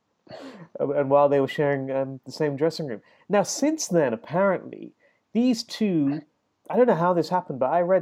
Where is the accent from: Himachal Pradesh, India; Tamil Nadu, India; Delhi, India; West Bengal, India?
Tamil Nadu, India; Chennai; my hometown of Madras